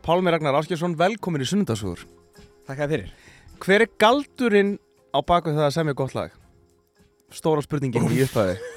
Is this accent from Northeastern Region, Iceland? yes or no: yes; Akureyri, Northeastern Region, Iceland; Ég er frá Akureyri